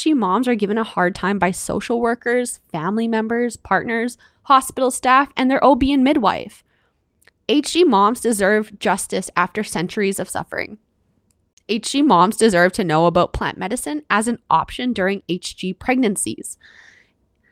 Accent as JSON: {"language": "English", "country": "Canada", "said": "I'm your Canadian host"}